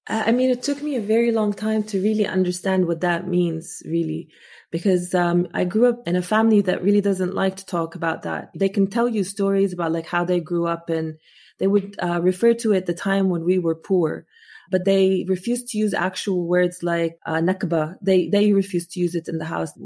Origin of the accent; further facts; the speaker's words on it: Amman, Amman Governorate, Jordan; first language Arabic; English is a second language; moved away as an adult; also born or lived in Muscat, Oman; now in United States; when I grew up in Jordan